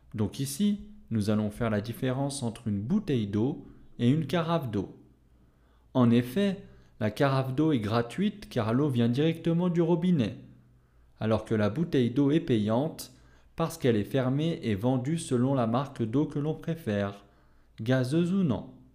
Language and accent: French; France; je suis français